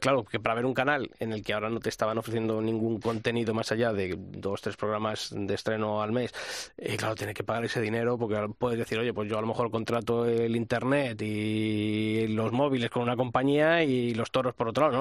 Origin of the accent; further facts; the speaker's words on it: Castile and León, Spain; moved away; estaba en mi pueblo, en Ávila